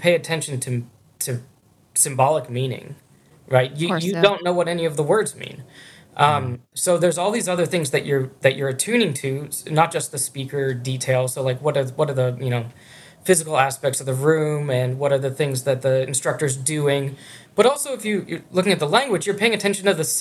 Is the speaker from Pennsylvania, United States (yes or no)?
yes; Pittsburgh, Pennsylvania, United States; moved away as an adult; also born or lived in Hamburg, Germany / Michigan; Carnegie Mellon, which is actually in my hometown of Pittsburgh